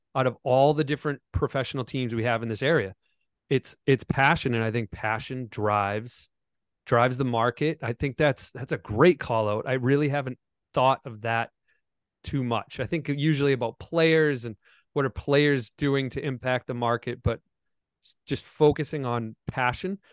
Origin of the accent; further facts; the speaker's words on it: Foxborough, Massachusetts, United States; I grew up in Foxborough, Massachusetts, where the New England Patriots play